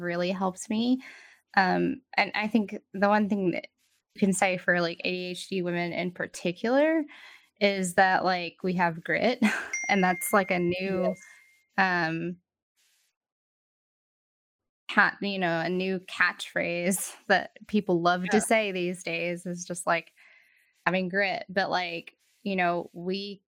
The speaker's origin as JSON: {"language": "English", "region": "Texas", "country": "United States", "tie": "born or raised there", "moved": "yes", "said": "growing up in our small Texas town, it's going to bring my accent back out"}